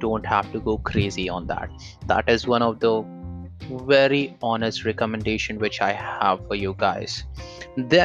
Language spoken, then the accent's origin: English; India; I'm from India